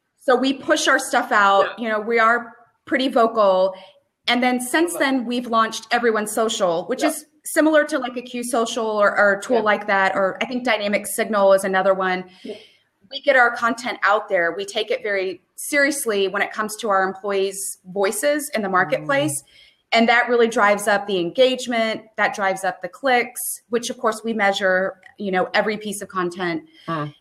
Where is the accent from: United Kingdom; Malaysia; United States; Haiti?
United States; Central Texas; also born or lived in Dallas, Texas; I'm originally from Central Texas.